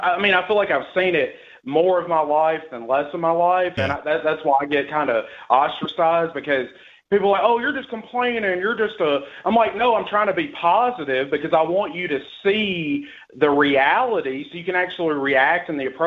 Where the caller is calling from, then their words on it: Tennessee, United States; from Tennessee.